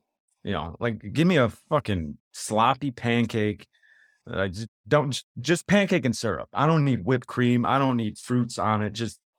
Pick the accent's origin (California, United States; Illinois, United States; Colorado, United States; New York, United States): Illinois, United States; Chicago; Like I said, growing up in the South Side of Chicago